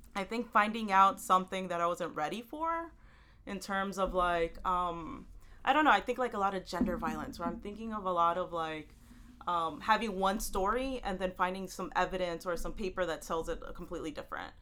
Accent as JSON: {"language": "English", "town": "Houston", "region": "Texas", "country": "United States", "tie": "born or raised there", "moved": "yes", "lives_now": "New York City, United States", "said": "I live in New York City. I um, I grew up in Houston, Texas, and my family from El Salvador"}